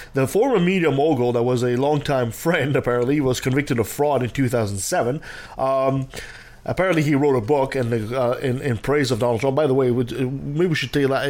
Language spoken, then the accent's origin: English; Canada; I'm French Canadian